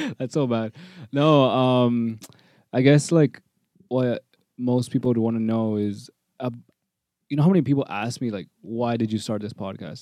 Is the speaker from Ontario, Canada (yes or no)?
yes; Toronto, Ontario, Canada; I was born in Toronto, um, born and raised, live in North York